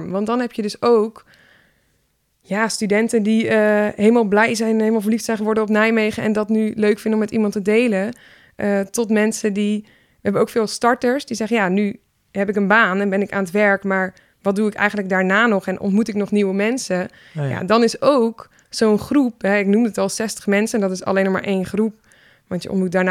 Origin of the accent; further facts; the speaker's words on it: Syria; Dutch is a second language; now in Netherlands; ik ben tandarts en ik kom uit Syrië.